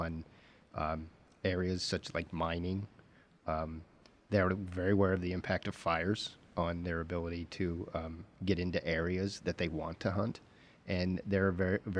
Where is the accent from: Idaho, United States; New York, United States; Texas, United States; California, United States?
Idaho, United States; also born or lived in Wyoming; growing up in Idaho and Wyoming